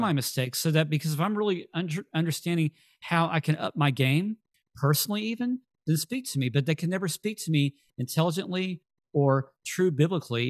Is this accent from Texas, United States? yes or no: yes; Texas, United States; we're from Texas